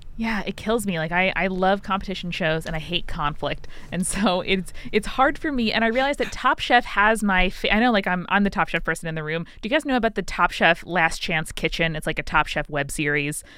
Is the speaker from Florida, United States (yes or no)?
no; Long Island, New York, United States; I'm from Long Island